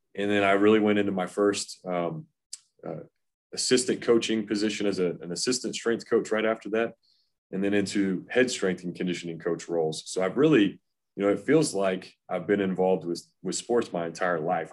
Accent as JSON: {"language": "English", "town": "Knoxville", "region": "Tennessee", "country": "United States", "tie": "born or raised there", "said": "I grew up in Knoxville, Tennessee."}